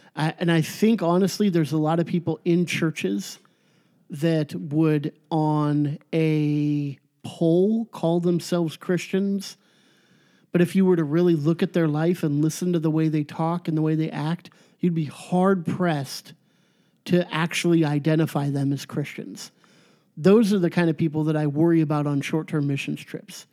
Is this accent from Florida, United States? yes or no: no; Orange County, California, United States; born or raised there; moved away as an adult; now in Chico, United States